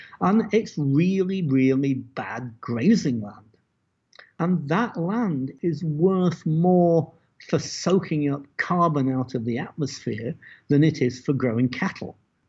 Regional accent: Las Cruces, New Mexico, United States; What's that worth to the people of Las Cruces, which used to be my hometown?

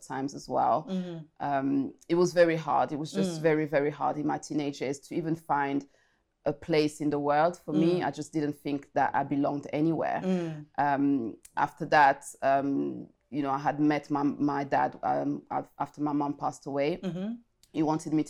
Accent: France; also born or lived in Congo; I was born in France, but then I went to Congo at the age of five, if I recall it correctly. Stayed in Congo for almost, I think, 3 years

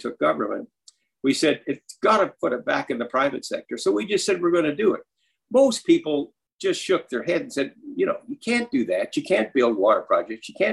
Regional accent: Saskatchewan, Canada; also born or lived in Ohio, United States

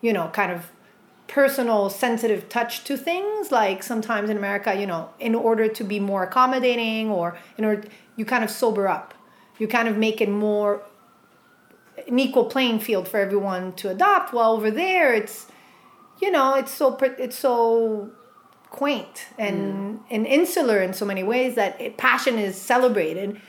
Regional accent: Montreal, Quebec, Canada; also born or lived in Basque Country, Spain; at around the age of 3 or 4, my parents immigrated to Montreal. And so I grew up in Quebec, Canada.

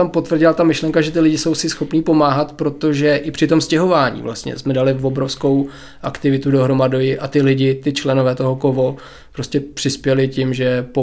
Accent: Havlíčkův Brod, Vysočina Region, Czechia; moved away as an adult; also born or lived in Most; now in České Budějovice, Czechia; A já nejsem Budějčák. uh Já jsem původně z Mostu, ale potom jsem se přestěhoval s našima poblíž Havlíčka Brodu, střední mám z hlavy a pak jsem se přesunul sem na, na jich.

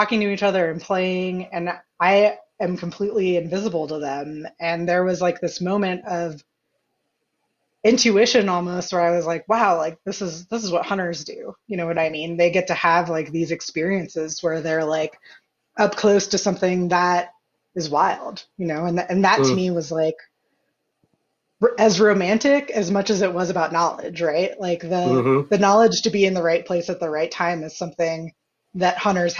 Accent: Ohio, United States; moved away as an adult; also born or lived in Colorado / Montana; growing up in Ohio, there was whitetail

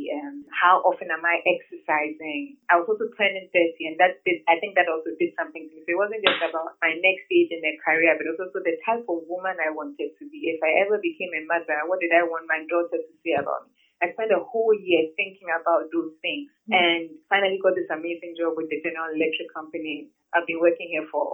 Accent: Tema, Greater Accra, Ghana; I grew up in Tema, went to Creighton and St. Paul's schools

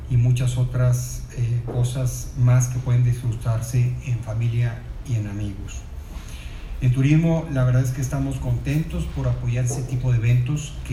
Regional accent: Monterrey, Nuevo León, Mexico; sí somos regiomontanos, pero aparte cuidamos el dinero de todos

